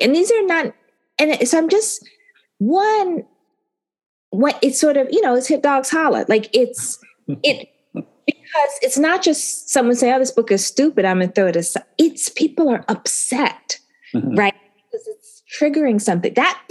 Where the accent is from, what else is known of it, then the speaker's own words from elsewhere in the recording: Northwest, United States; Like, I'm from the Northwest and my family built this country